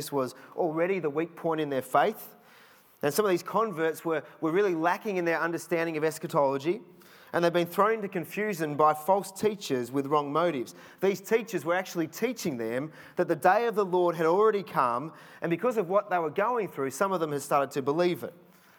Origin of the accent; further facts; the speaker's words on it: Cheltenham, South West England, United Kingdom; Remember a few years ago in the house that we grew up in Cheltenham, we lived at the end of a court and it was on a slight sort of slope down.